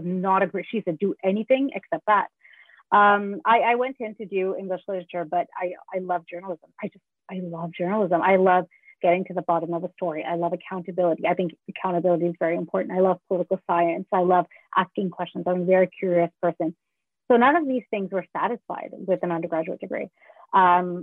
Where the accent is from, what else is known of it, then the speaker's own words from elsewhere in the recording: Canada; also born or lived in Sri Lanka; I immigrated to Canada from Sri Lanka